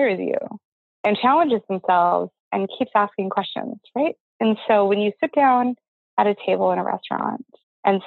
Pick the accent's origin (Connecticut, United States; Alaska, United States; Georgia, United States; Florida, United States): Alaska, United States; 15 years old, growing up in Alaska